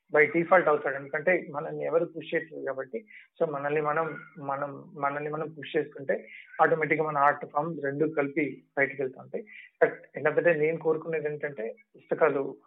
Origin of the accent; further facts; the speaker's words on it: Nalgonda, Telangana, India; moved away; నేను నల్గొండ నుంచి బయటికి వచ్చి